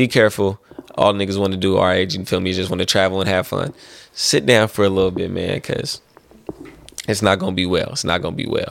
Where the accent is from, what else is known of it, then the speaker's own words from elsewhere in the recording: the Bay Area, California, United States; I'm from the Bay